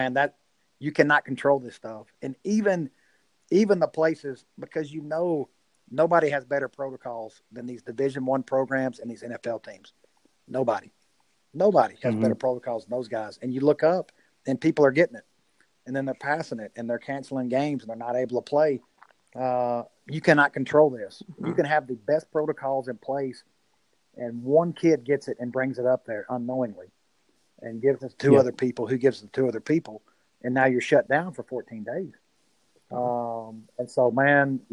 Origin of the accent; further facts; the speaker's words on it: Sulphur Springs, Texas, United States; moved away as an adult; also born or lived in Denton; now in Van, United States; Springs is an hour from here. It's my hometown where I grew up.